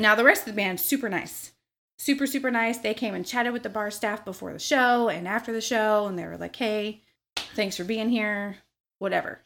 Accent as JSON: {"language": "English", "town": "Memphis", "region": "Tennessee", "country": "United States", "tie": "born or raised there", "also_born_or_lived": "Missouri", "moved": "yes", "lives_now": "Louisville, United States", "said": "I did a lot of my growing up in Memphis, Tennessee. I was born in Missouri"}